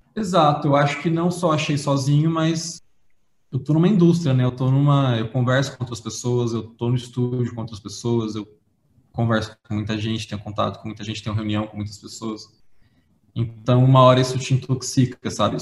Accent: interior of São Paulo, Brazil; eu sou do interior de São Paulo. Sim. E eu tive uma infância bem humilde

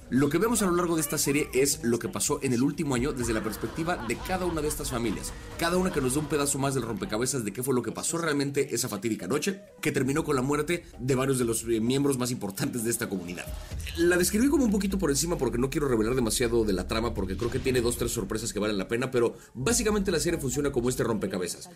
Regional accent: Mexico; como mexicanos

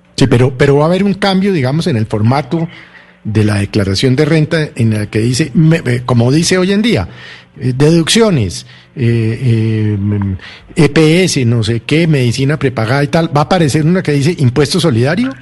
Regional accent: Bogotá, Colombia; Yo soy bogotano

